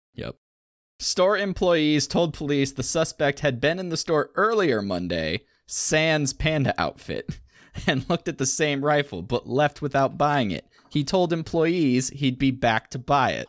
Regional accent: Battle Creek, Michigan, United States; they made a T V show about my hometown

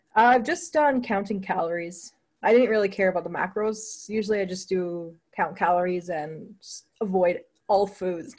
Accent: Toronto, Ontario, Canada; I'm from Toronto, Canada

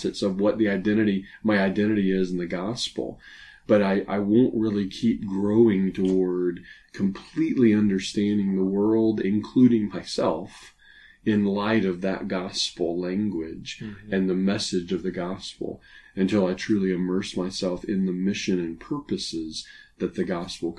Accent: New Orleans, Louisiana, United States; I grew up in New Orleans, which Hollywood tells us is a French city

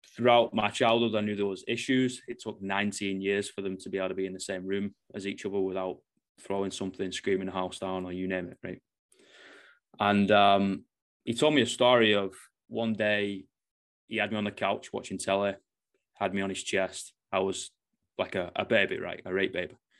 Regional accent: Manchester, North West England, United Kingdom; now in New Zealand; I'm obviously from Manchester, UK, so moved to the other side of the world

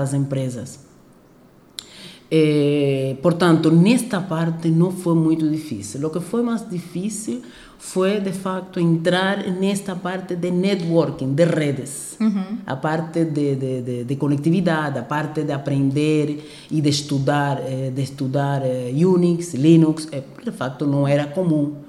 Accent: Cuba; Portuguese is a second language; moved away as an adult; also born or lived in Ukraine / Havana, Cuba; now in Angola; eu sou cubana, eu nasci em Cuba uhum. é, e também sou angolana.

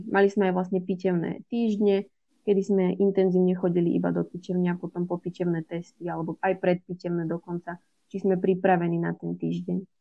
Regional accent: Žilina, Žilina Region, Slovakia; mám 22 rokov, som zo Žiliny

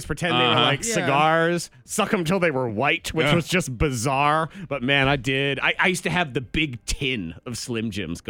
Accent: New England, United States; I grew up in New England.

